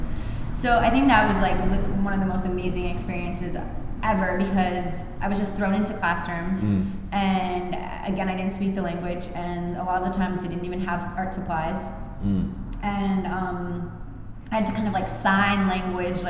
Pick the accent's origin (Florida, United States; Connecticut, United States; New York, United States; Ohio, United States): New York, United States; Long Island, the Hamptons; now in Brooklyn, United States; I grew up on Long Island in the Hamptons